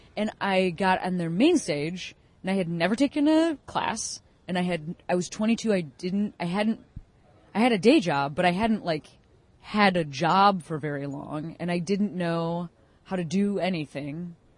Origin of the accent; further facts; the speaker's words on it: Chicago, Illinois, United States; I grew up in Chicago.